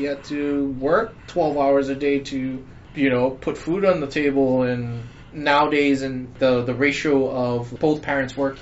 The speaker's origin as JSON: {"language": "English", "area": "Big Island", "region": "Hawaii", "country": "United States", "said": "I'm from the Big Island. We don't have private school."}